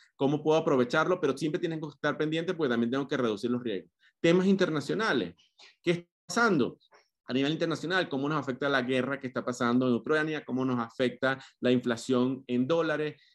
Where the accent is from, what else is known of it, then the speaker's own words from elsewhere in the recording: Venezuela; moved away as an adult; soy venezolano, tengo casi ocho años fuera de, de Venezuela